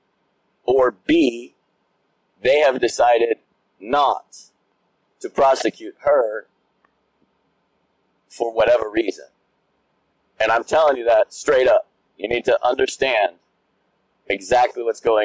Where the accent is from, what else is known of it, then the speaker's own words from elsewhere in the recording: United States; as an American